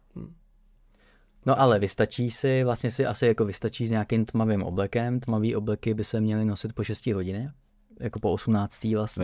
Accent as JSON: {"language": "Czech", "country": "Czechia", "said": "jako Češi"}